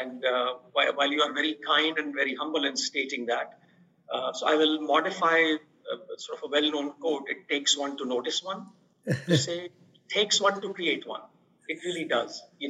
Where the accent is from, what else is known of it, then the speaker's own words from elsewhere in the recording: India; moved away as an adult; I grew up in India.